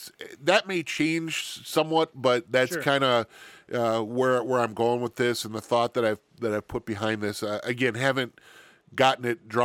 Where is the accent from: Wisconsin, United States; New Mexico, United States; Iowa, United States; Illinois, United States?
Wisconsin, United States; I'm from Wisconsin, born and raised, lived here my entire life. I am a Scotty or a Badger, or whatever you want to call it.